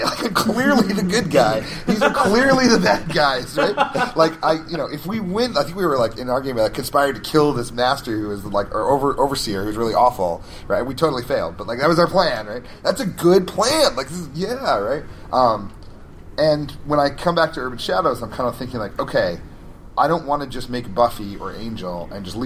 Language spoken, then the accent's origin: English; Albuquerque, New Mexico, United States; Albuquerque, my hometown